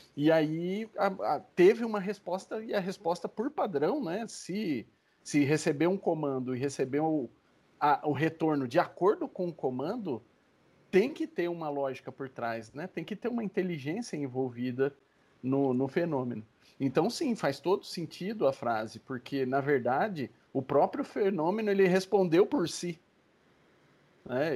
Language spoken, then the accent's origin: Portuguese; Brazil; Nós como brasileiros